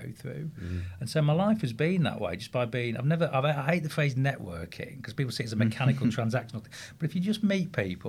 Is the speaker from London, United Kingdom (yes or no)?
no; Grimsby, Yorkshire and the Humber, United Kingdom; born or raised there